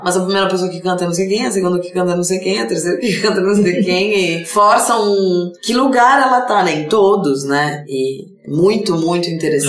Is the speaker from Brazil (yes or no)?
yes; Brazil; Eu sou brasileira